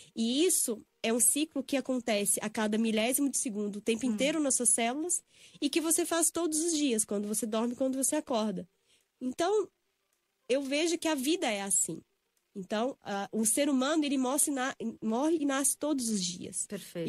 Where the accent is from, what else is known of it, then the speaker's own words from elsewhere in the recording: Belo Horizonte, Minas Gerais, Brazil; moved away as an adult; also born or lived in São Paulo; eu sou de Belo Horizonte, né? Fiz a faculdade aqui na PUC São Paulo